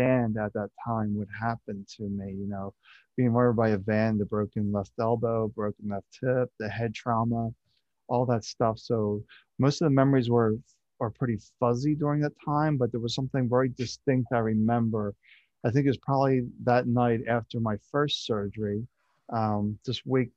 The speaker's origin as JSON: {"language": "English", "town": "Philadelphia", "region": "Pennsylvania", "country": "United States", "tie": "born or raised there", "said": "I was born in Philadelphia and I just grew up just outside Philadelphia"}